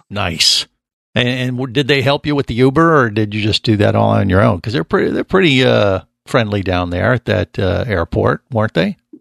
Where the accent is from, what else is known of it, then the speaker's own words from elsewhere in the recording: Cincinnati, Ohio, United States; That is where I grew up and where I started my radio career was in Cincinnati